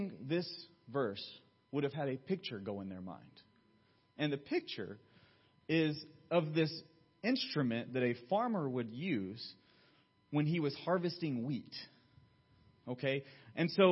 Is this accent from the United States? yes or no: yes; Georgia, United States; now in California, United States; Where I grew up in Georgia, we'd have thunderstorms all the time